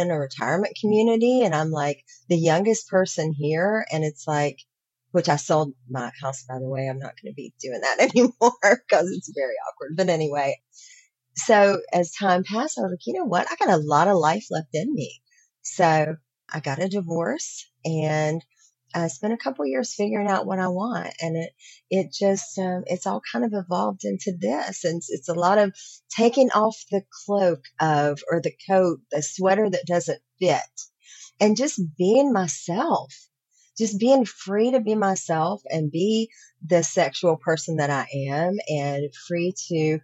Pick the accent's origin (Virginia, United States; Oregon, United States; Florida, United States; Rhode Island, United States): Virginia, United States; I grew up in Virginia, come from a really conservative